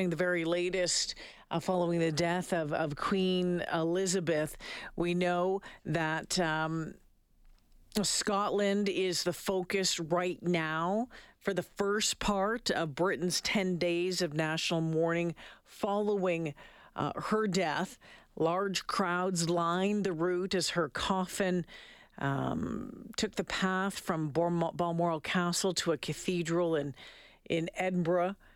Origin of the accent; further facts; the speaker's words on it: Austria; Very emotional. Extraordinary woman. We are from Austria here and we got goosebumps.